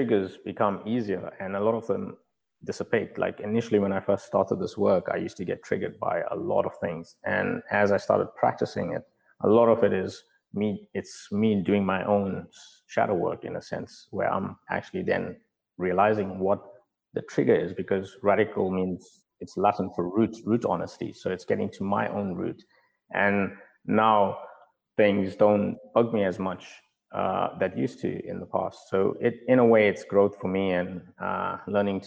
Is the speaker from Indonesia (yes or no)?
no; South Africa; moved away; I grew up in South Africa in segregation with the different race groups